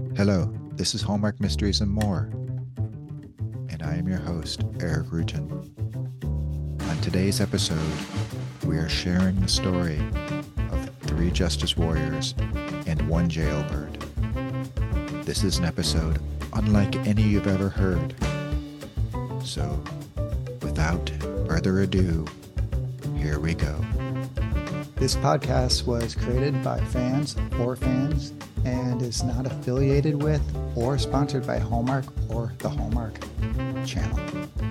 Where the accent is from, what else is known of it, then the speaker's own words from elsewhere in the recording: Canada; we are all Canadian.